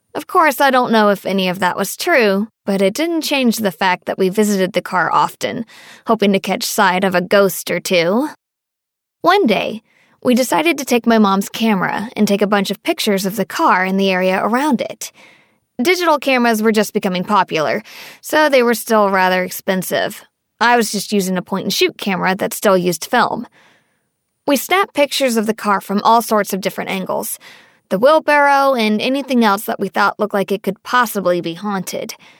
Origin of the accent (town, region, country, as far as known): Northern Virginia, United States; born or raised there